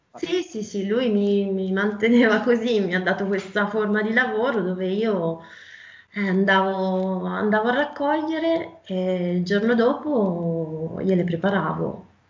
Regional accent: Val d'Orcia, Tuscany, Italy; per motivi personali sono tornata nella mia terra, un Val d'Orcia

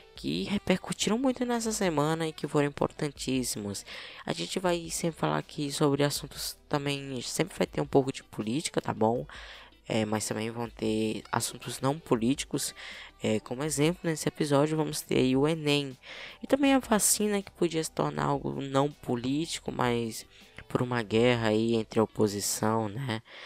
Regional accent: Piauí, Brazil; accent: piauiense; Aqui, né, no Piauí, meu estado

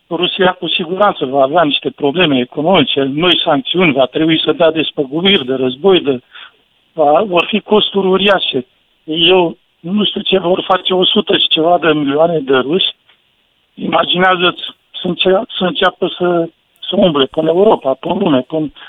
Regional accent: Eastern Romania, Romania; că și eu sunt venit din Est, mulți au rămas, uh, au rămas încremeniți în lumea aceea

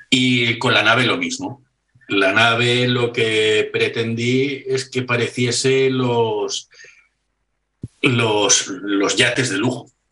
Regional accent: Barcelona, Catalonia, Spain; soy de Barcelona

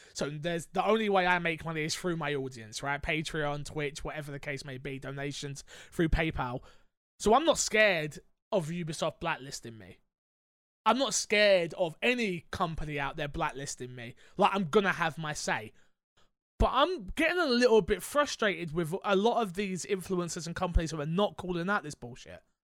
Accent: London, United Kingdom; as a Londoner

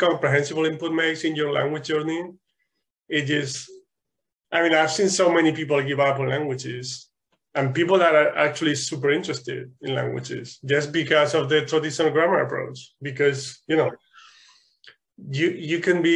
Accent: Spain; English is a second language; moved away; in Spain, I think we started learning English at age 5

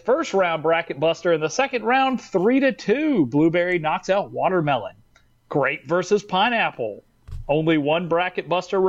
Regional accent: the South, United States; I'm from the South, baby.

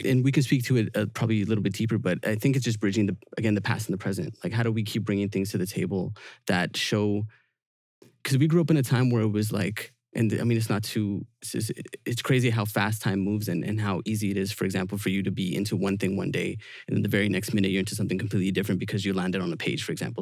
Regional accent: Vancouver, British Columbia, Canada; we're from Vancouver

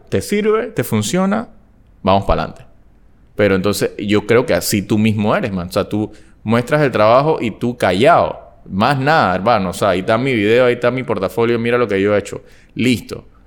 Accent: Panama City, Panama; Todo el mundo lo que me conoce sabe que yo vengo de Panamá Viejo

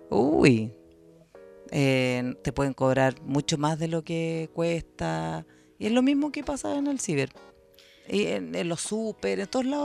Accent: United States; Como yo soy gringa, tú sabes

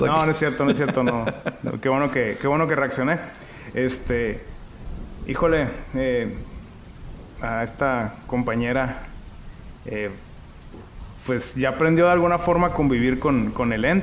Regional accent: Guadalajara, Jalisco, Mexico; ¿Tú sabías que yo soy de Guadalajara?

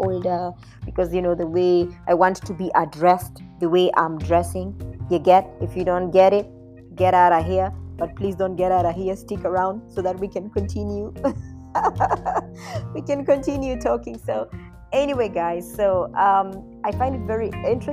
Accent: Kenya

